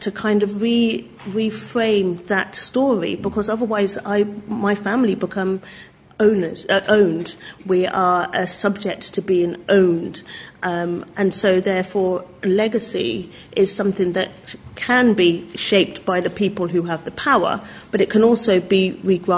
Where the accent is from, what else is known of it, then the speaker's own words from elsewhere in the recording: Oxford, South East England, United Kingdom; I'm from Oxford